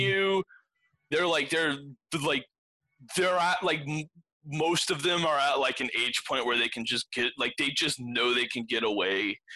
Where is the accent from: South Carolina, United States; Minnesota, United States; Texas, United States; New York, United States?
Texas, United States; Granbury; I was born in Granbury